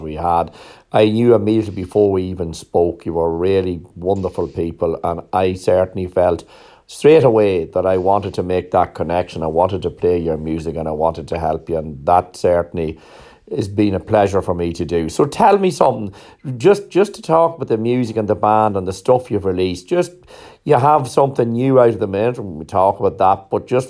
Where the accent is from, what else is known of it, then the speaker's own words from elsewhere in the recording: Ireland; I'm Irish